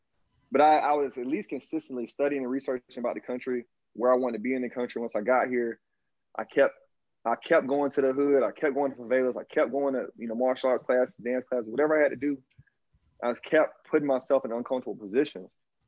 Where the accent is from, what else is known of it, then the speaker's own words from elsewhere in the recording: the South, United States; accent: Southern drawl; I'm from the South, dog. I learned Portuguese with a Southern drawl after 30 because I just kept trying.